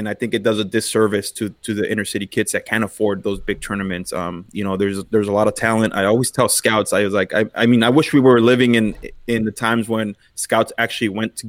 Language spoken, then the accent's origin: English; Los Angeles, California, United States; Bellevue Park, one of the parks I grew up in East L.A.